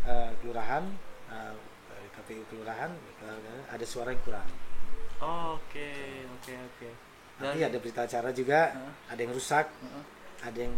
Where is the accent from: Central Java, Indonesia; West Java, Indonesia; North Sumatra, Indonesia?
Central Java, Indonesia; Purwokerto; oh saya orang Prokerto, mm -hmm. tapi saya pas di sini.